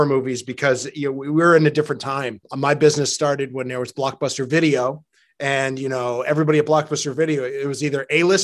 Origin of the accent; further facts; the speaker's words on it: Norwich, Connecticut, United States; I am a New Englander. I am from Connecticut.